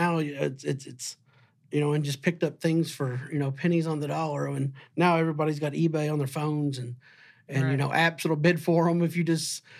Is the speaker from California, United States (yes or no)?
no; Southern Illinois, United States; growing up in Southern Illinois